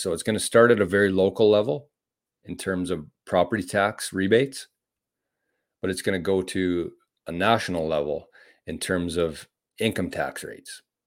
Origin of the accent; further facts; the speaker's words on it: Canada; as a Canadian